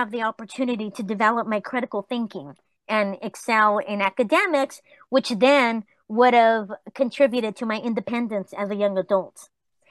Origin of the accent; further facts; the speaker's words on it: Los Angeles, California, United States; also born or lived in Tijuana, Mexico; I grew up in the East LA projects